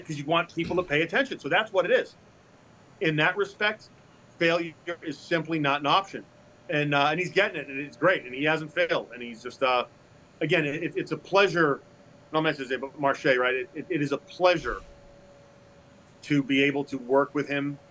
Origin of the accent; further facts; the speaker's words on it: Massachusetts, United States; now in Louisville, United States; I grew up in Massachusetts, I live in Louisville